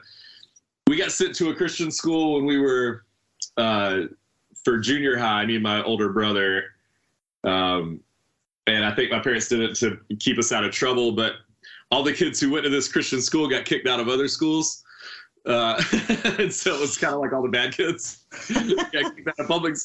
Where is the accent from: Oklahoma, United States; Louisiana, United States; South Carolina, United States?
South Carolina, United States; Hartsville; I grew up in Hartsville, South Carolina, which is about an hour outside of Charlotte.